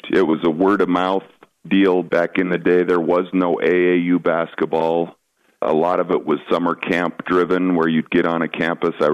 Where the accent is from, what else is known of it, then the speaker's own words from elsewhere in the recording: Shelby, Montana, United States; I came from Shelby, and I don't know, you know, the listeners who's ever been up to the gym at Shelby High School